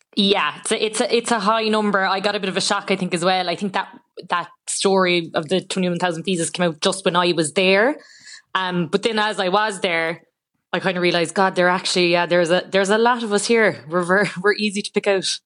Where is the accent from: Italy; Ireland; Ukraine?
Ireland